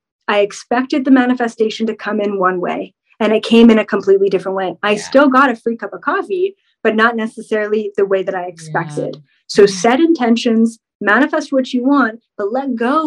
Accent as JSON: {"language": "English", "country": "Canada", "said": "I'm Canadian."}